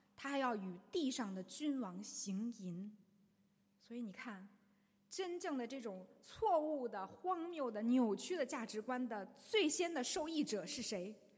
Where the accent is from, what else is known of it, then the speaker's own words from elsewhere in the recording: China; 我们中国人几千年来都说自己是孔孟之道